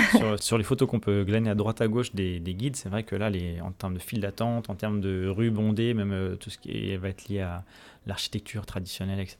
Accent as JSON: {"language": "French", "country": "France", "said": "chez nous en France"}